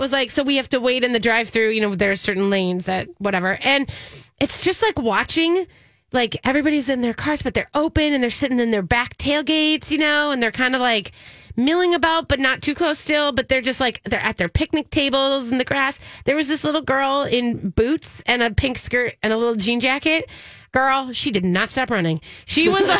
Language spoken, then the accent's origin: English; Minnesota, United States; I'm Minnesotan